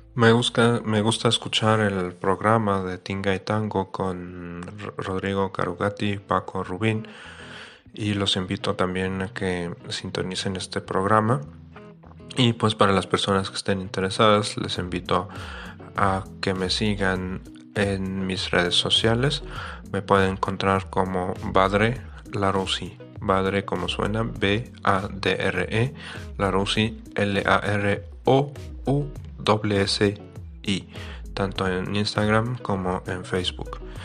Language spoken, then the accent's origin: Spanish; Fez, Fès-Meknès, Morocco; moved away as an adult; now in Mexico; Yo soy de Marruecos, nací en la ciudad de Fez, en el centro de Marruecos